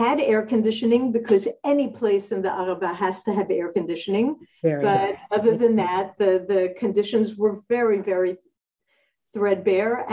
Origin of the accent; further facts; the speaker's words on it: New York City, New York, United States; moved away as an adult; now in Kibbutz Nirim, Israel; I was born in the Bronx and grew up there